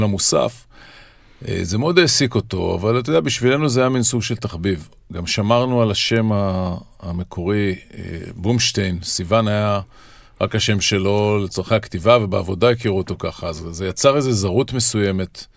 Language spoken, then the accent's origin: Hebrew; Israel; ואנחנו גדלנו לתוך, וגדלנו באותה חצר